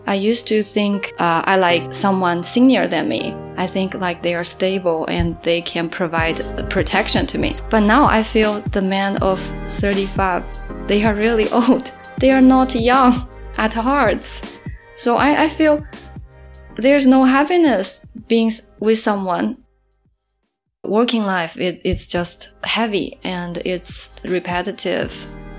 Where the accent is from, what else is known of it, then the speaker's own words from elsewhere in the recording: Suzhou, Jiangsu, China; also born or lived in Melbourne; now in Shanghai, China; Like back in my hometown, Suzhou, I also had this strange feeling of feeling empty and not belong in the city. And when I make it to Melbourne and now to Shanghai, I have similar feelings.